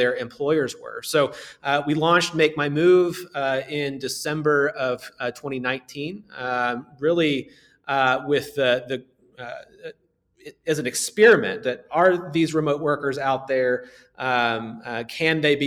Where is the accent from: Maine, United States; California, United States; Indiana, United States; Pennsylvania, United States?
Indiana, United States; Southern; growing up in Southern Indiana